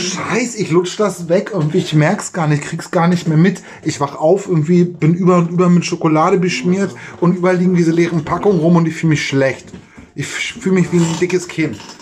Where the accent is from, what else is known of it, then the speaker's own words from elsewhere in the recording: Germany; als Deutscher